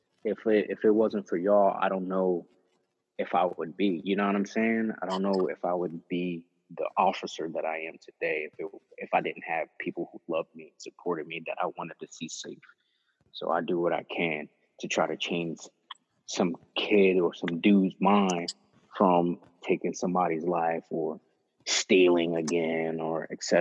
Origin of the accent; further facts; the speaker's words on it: Philadelphia, Pennsylvania, United States; I grew up in Kensington